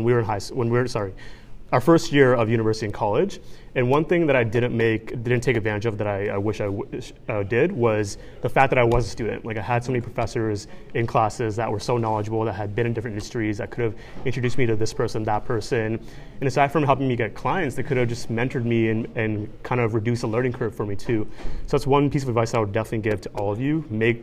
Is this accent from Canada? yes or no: no; Bangladesh; he's from Pakistan, I'm from Bangladesh, South Asia. We wanted to pull on our backgrounds and cultures from those countries and mix it with Western streetwear.